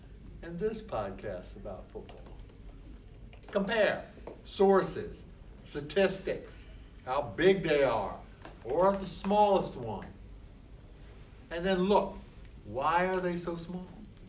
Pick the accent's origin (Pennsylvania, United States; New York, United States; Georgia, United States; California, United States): Pennsylvania, United States; Philadelphia; Yeah, because the wife. I'm from Philadelphia.